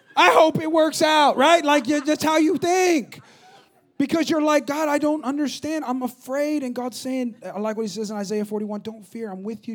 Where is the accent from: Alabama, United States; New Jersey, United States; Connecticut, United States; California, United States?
California, United States; moved away as an adult; now in San Antonio, United States; my hometown in California, which I know I'm from California